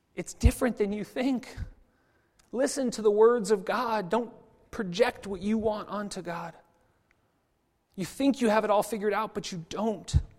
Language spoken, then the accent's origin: English; United States; I'm American, obviously, and, and even coming from America